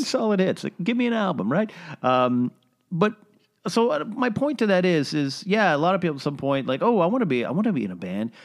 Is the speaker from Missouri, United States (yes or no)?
no; Arroyo Grande, California, United States; moved away; I grew up in a place called Arroyo Grande